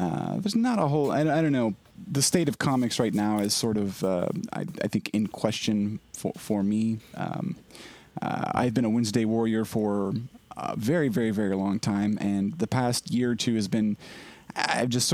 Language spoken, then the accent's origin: English; Oklahoma, United States; I'm from Oklahoma